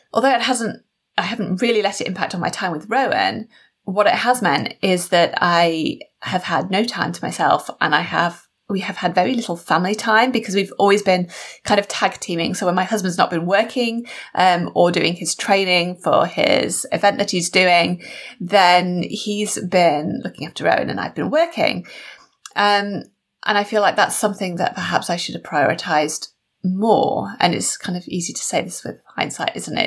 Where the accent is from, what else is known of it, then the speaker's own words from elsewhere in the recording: United Kingdom; built into my DNA or our DNA as British people